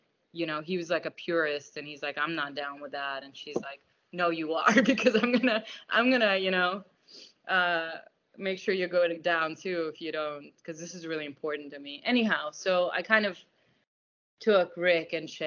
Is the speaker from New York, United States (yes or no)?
yes; New York, United States; also born or lived in Russia; I'm from Queens